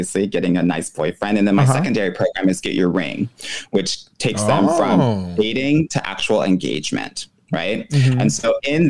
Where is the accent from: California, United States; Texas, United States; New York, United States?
California, United States; Los Angeles; moved away as an adult; also born or lived in San Francisco Bay Area, United States; now in Montreal, Canada; I'm originally from California, Los Angeles, mm-hmm. and I currently live in Montreal, Canada.